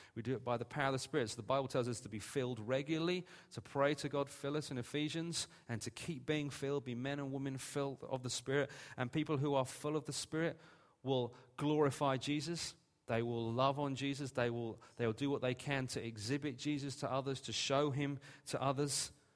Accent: England, United Kingdom; We're English.

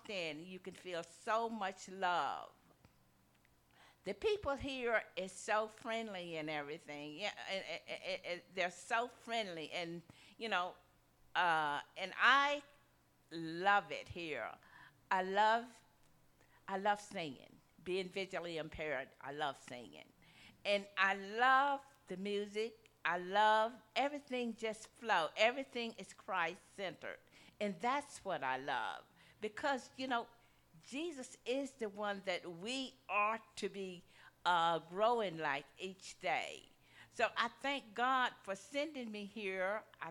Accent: Mississippi, United States; I grew up in the South, in Mississippi, in the 40s

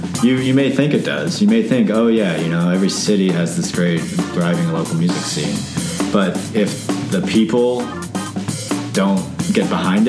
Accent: Hyattsville, Maryland, United States; also born or lived in Denver, Colorado; moved to Hyattsville, Maryland, when I was like 2.5. I feel like I'm from Hyattsville, though, you know. Grew up there, went to school, Hyattsville Elementary, Hyattsville Middle School.

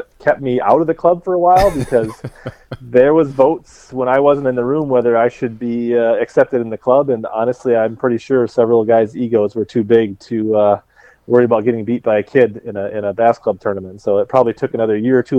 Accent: Columbia Heights, Minnesota, United States; also born or lived in Lakeville, Minnesota; I grew up in the north suburbs up around like Columbia Heights, Ridley area

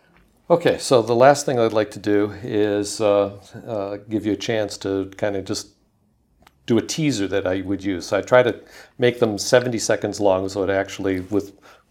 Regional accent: Michigan, United States; now in Portland, United States; You know, I'm from Michigan.

